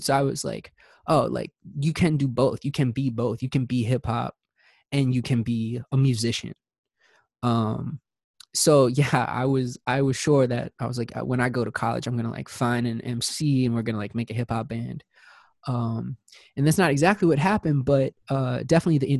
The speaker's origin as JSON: {"language": "English", "town": "Baltimore", "region": "Maryland", "country": "United States", "tie": "born or raised there", "said": "I grew up in Baltimore"}